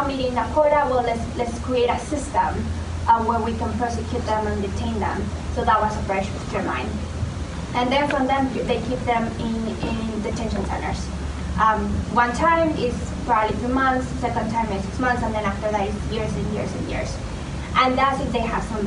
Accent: Tucson, Arizona, United States; I'm from Tucson, Arizona

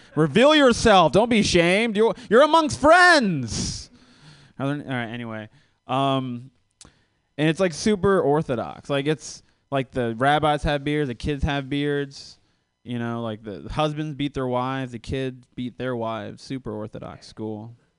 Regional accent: Florida, United States; now in Los Angeles, United States; I am visiting from Los Angeles. Uh, I'm not from LA though. I, I'm from Florida

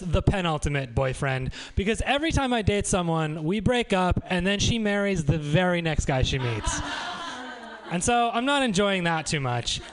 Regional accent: Brecksville, Ohio, United States; moved away as an adult; also born or lived in Cleveland, Ohio; now in San Francisco, United States; I also recently spent some time in Ohio, which is my home state, Cleveland specifically

